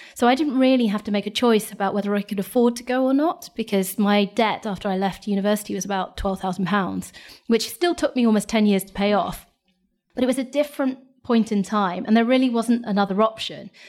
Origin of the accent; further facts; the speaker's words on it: Lincolnshire, East Midlands, United Kingdom; I'm from Lincolnshire. I grew up in Lincolnshire, went to a state school